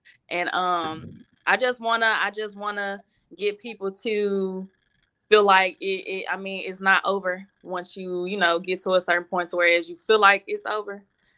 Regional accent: Memphis, Tennessee, United States; I'm really from all parts of Memphis. I got family in all parts. So I can just say I'm from Memphis.

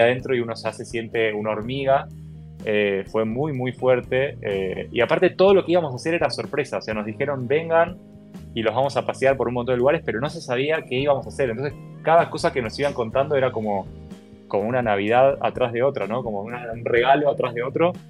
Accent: Argentina; yo avisé que no era de Estados Unidos por si no se nota mi acento, soy argentino

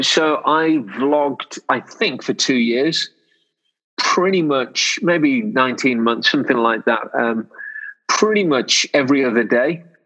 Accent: Wolverhampton, West Midlands, United Kingdom; I've been born and raised in Wolverhampton.

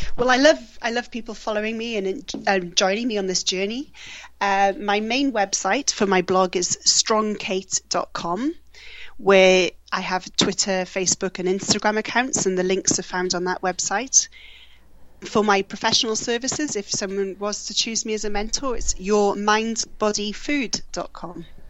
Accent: Wales, United Kingdom; moved away; also born or lived in Australia; I moved back from Australia to to Wales in April

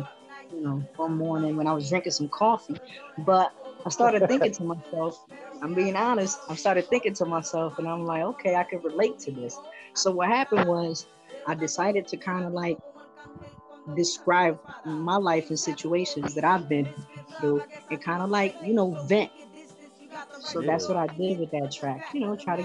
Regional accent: Hartford, Connecticut, United States; I'm from Hartford, Connecticut.

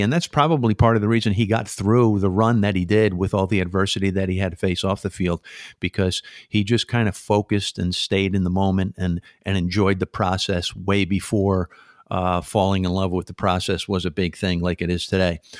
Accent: Stamford, Connecticut, United States; now in East Hampton, United States; Stamford, Connecticut, my hometown

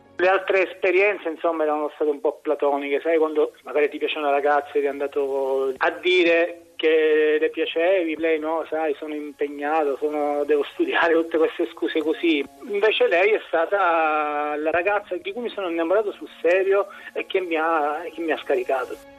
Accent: Syracuse, Sicily, Italy; vivo, sono nato e vivo a Siracusa.

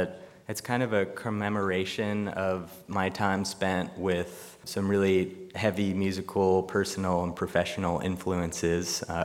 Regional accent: Massachusetts, United States; also born or lived in Connecticut; Yeah, or in Massachusetts. Right on the border there.

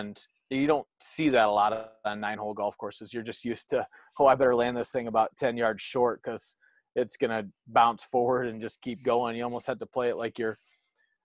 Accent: North Iowa, United States; I've played it some other times growing up in the North Iowa Junior Golf Association playing there

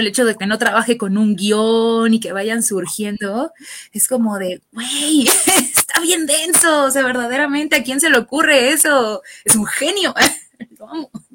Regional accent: Mexico; soy mexicana.

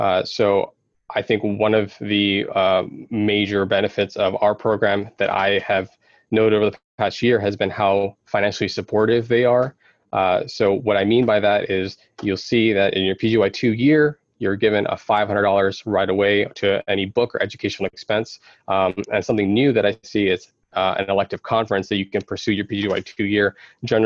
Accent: Sylvania, Ohio, United States; from the Sylvania area, which is pretty much Toledo.

